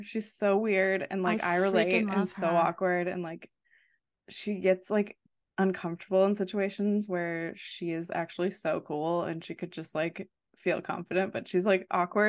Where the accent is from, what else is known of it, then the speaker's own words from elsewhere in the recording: Wisconsin, United States; I'm from Wisconsin. I love two buck chuck.